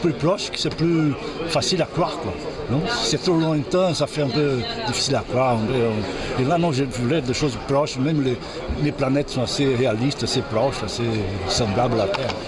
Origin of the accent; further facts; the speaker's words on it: Brazil; je suis brésilien